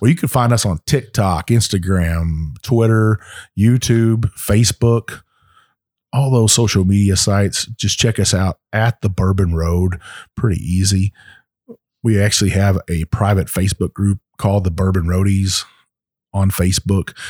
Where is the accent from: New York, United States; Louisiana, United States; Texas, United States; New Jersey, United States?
Texas, United States; my home state of Texas